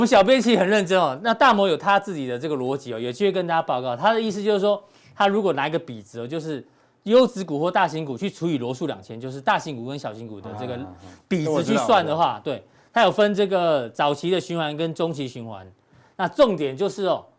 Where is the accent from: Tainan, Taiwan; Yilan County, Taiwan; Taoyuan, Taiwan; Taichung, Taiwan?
Taoyuan, Taiwan; Zhongli; 中坜其实温刀马，我老家也在中坜哦，